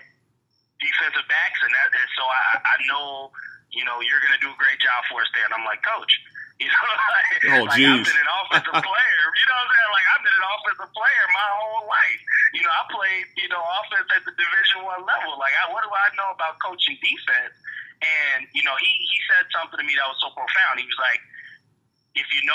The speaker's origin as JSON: {"language": "English", "town": "Chicago", "region": "Illinois", "country": "United States", "tie": "born or raised there", "also_born_or_lived": "South Dakota", "said": "I'm from the Chicago area. You know, as you read, I played high school football up at Barrington High School"}